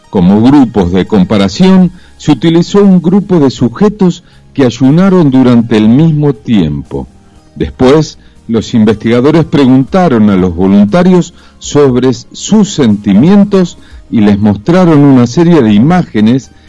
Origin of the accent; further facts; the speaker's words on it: Buenos Aires, Argentina; Y bueno, ya te digo, Buenos Aires, si bien soy porteño, nunca me gustó.